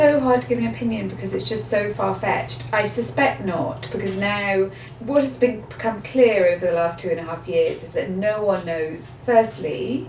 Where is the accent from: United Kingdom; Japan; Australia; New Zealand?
United Kingdom; now in Canada; I'm from Britain.